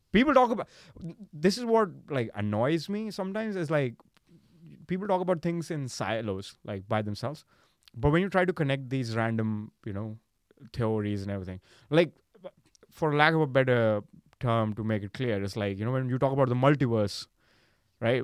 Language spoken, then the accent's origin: English; India; I'm, I'm from India